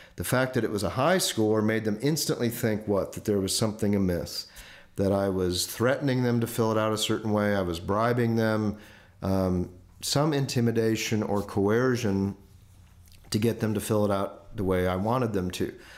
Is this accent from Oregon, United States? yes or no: no; Indiana, United States; moved away; I grew up in Indiana, kind of near Chicago